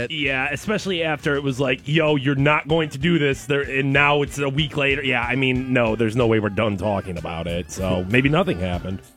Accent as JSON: {"language": "English", "town": "Garfield Heights", "region": "Ohio", "country": "United States", "tie": "born or raised there", "said": "I was born in Garfield Heights."}